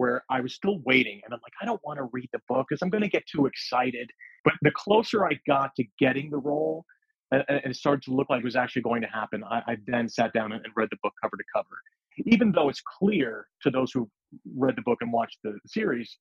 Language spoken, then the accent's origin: English; United States; also born or lived in New York; I was born in New York. I grew up, you know, just outside of New York.